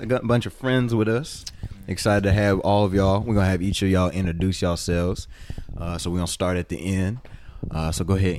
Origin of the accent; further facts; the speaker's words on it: Fort Worth, Texas, United States; From Fort Worth, Texas, the greatest state in the world. Not in the US, in the entire world.